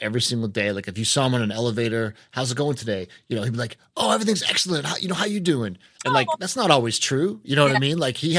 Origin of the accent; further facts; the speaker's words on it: New England, United States; now in North Carolina, United States; I'm from New England, right? So it's a more cynical space. You know, I grew up a Red Sox fan